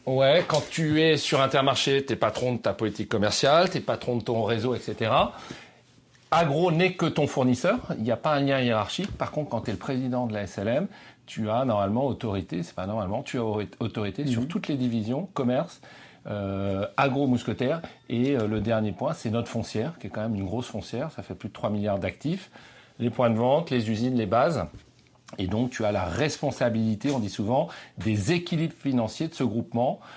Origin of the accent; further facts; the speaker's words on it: Breton, Brittany, France; now in Paris, France; je suis breton